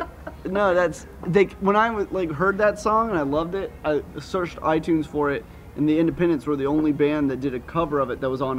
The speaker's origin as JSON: {"language": "English", "town": "Charleston", "region": "South Carolina", "country": "United States", "tie": "born or raised there", "also_born_or_lived": "Florence, South Carolina", "moved": "as an adult", "lives_now": "Rock Hill, United States", "said": "I'm from Charleston. I was born in Charleston. Lived there until I was about 12, then moved to Florence for a couple years, moved back to Charleston, and then started coming to Winthrop, and that's what brought me to Rock Hill, and I haven't left."}